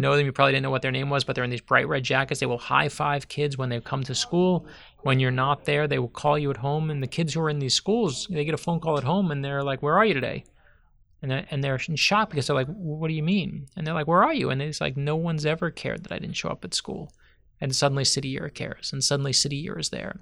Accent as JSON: {"language": "English", "town": "Miami", "region": "Florida", "country": "United States", "tie": "born or raised there", "said": "I grew up here in South Florida."}